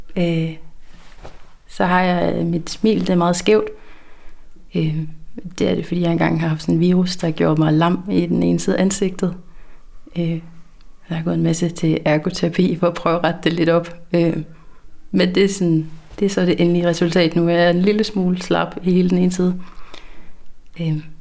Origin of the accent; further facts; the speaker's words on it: Langeland, Southern Denmark, Denmark; accent: South Funen; moved away as an adult; also born or lived in Svendborg; now in Aarhus, Denmark; jeg er oprindeligt fra Langeland, men er flyttet til Aarhus her for to og et år siden